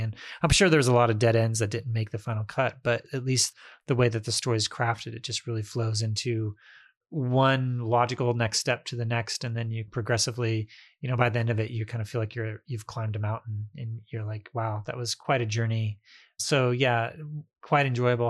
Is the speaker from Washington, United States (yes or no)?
no; Indiana, United States; moved away; also born or lived in Baltimore; where I grew up in Indiana